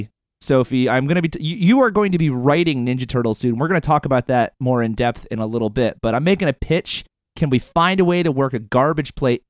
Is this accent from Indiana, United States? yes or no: no; Syracuse, New York, United States; also born or lived in Buffalo; I'm a Syracuse kid myself.